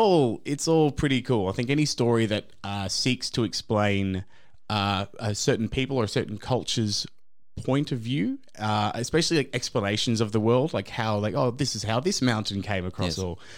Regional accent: Australia; I grew up in Australia in a very Eurocentric British point of view

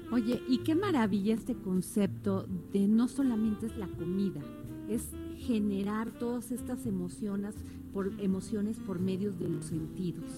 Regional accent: Mexico; somos los mexicanos

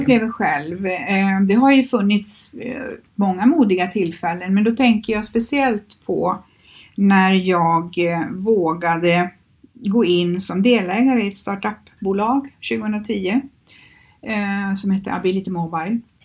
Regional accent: Skövde, Västra Götaland, Sweden; moved away as an adult; now in Stockholm, Sweden; i Skövde där jag kommer ifrån

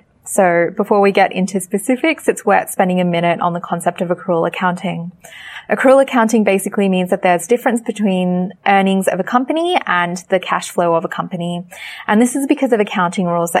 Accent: Sri Lanka; moved away; my parents are from Sri Lanka. I'm also from Sri Lanka

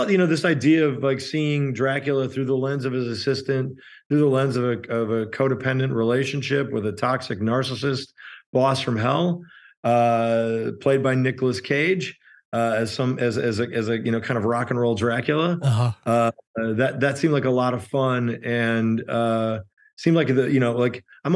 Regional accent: Chicago, Illinois, United States; I grew up in Chicago

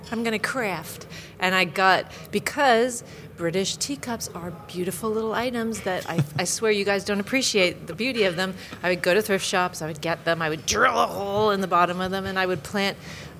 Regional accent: United States; now in United Kingdom; even though I'm American

